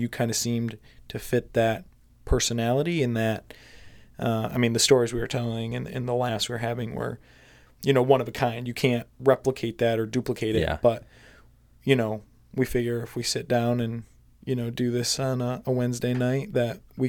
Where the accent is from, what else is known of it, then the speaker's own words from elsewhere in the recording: Michigan, United States; I grew up in Michigan, spending a lot of time outdoors, hunting, camping, stuff like that.